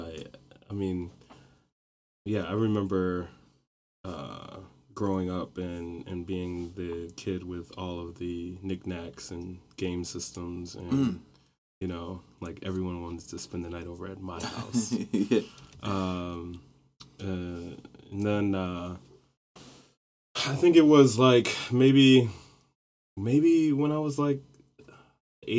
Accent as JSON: {"language": "English", "town": "Rochester", "region": "New York", "country": "United States", "tie": "born or raised there", "said": "growing up in Rochester"}